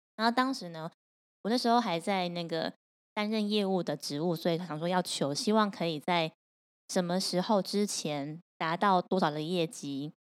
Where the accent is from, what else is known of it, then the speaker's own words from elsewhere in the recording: Taipei, Taiwan; 我台北人